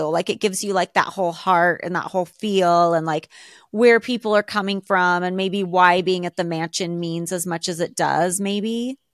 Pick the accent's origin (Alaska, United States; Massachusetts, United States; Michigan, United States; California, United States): Alaska, United States; moved away; I grew up in Alaska.